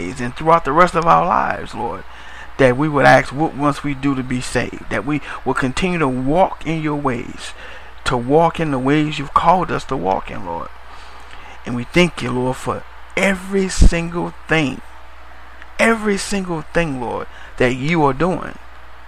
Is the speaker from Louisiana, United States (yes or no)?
yes; New Orleans, Louisiana, United States; I'm from New Orleans myself, Louisiana